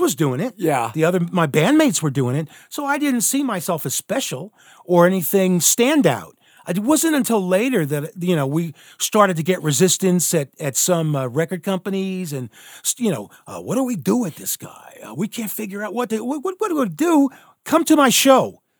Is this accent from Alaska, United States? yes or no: yes; Alaska, United States; moved away; also born or lived in Philadelphia, Pennsylvania; there I am, a kid, uh, you know, growing up in the middle of like nowhere